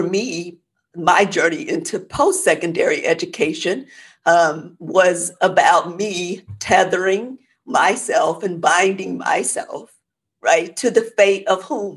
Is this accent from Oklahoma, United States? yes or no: yes; Oklahoma, United States; moved away as an adult; now in Texas, United States; I grew up in Oklahoma